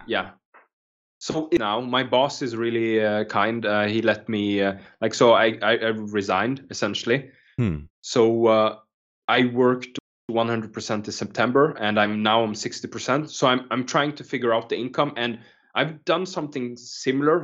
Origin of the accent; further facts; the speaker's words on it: Norway; also born or lived in Kenya; when I was growing up, um, lived in a small island in Norway. Uh, like we moved from Kenya before I used to live there